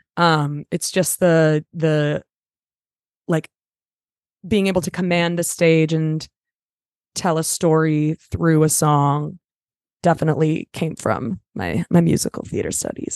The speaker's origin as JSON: {"language": "English", "town": "Los Angeles", "region": "California", "country": "United States", "tie": "born or raised there", "said": "I'm from L A, I'm a Valley girl"}